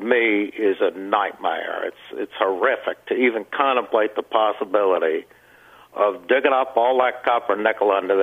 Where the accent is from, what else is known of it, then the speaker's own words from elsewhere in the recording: United States; moved away as an adult; also born or lived in Pennsylvania / Kansas / Illinois / East Coast; now in Minnesota, United States; I was born in Pennsylvania, but I grew up in Kansas and central Illinois, went to school out east, worked out east